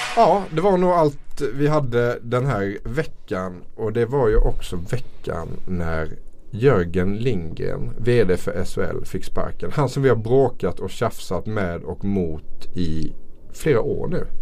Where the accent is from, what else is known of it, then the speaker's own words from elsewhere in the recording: Småland, Sweden; Jag är ju från Småland här